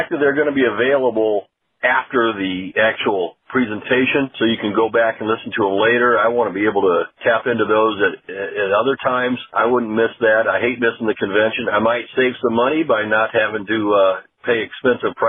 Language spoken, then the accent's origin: English; Fort Wayne, Indiana, United States; I grew up in Fort Wayne where there was no high school soccer